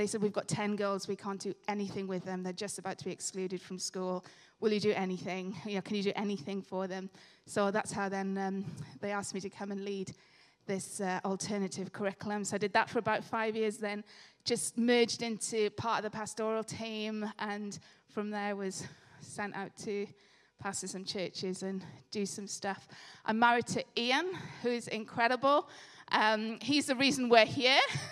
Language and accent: English; Swansea, Wales, United Kingdom; moved away as an adult; now in Loughborough, United Kingdom; I was born in Swansea